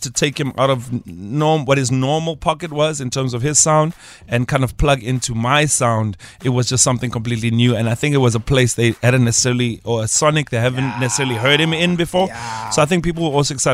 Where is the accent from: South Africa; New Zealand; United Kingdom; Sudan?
South Africa; I am unapologetically South African